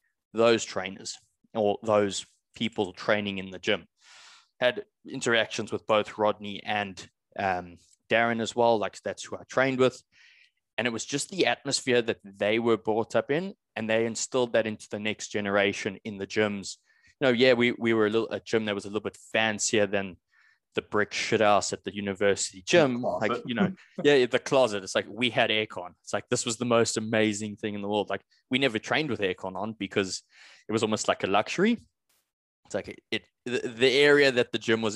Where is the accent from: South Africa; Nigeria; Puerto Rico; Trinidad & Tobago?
South Africa; I come from South Africa